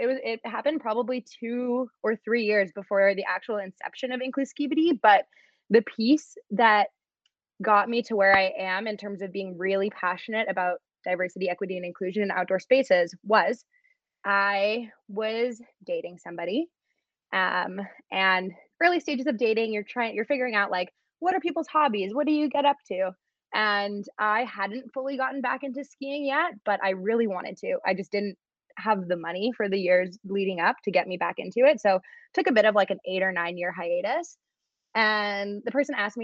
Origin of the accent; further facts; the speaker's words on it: Vancouver, British Columbia, Canada; moved away as an adult; I was born and raised in Vancouver